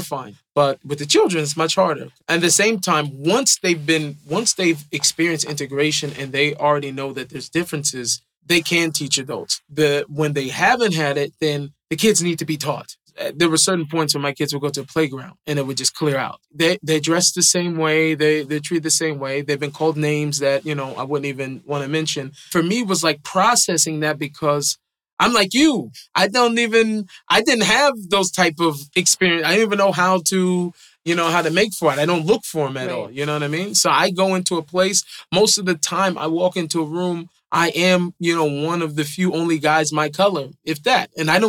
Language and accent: English; Seattle, Washington, United States; I think I grew up in Seattle.